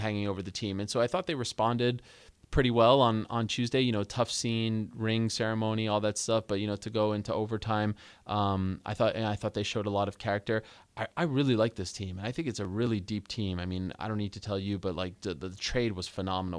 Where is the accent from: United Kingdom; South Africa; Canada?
Canada; Montreal, Quebec; I grew up in Montreal, Quebec